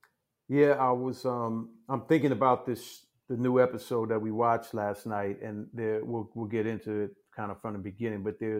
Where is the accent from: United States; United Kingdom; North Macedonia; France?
United States; Washington, District of Columbia; moved away; I'm back home in Washington, D.C. It's my hometown. Born and raised here